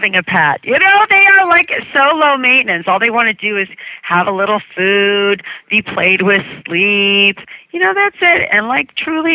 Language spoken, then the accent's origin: English; Cleveland, Ohio, United States; now in New York City, United States; I grew up outside of Cleveland, and I always had animals